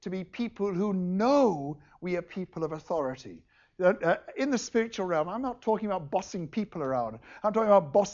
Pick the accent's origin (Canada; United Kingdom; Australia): United Kingdom; England; moved away; also born or lived in India; I'm English.